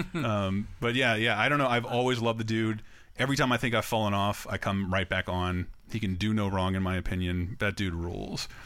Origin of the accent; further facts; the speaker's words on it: Tallahassee, Florida, United States; my hometown of Tallahassee, Florida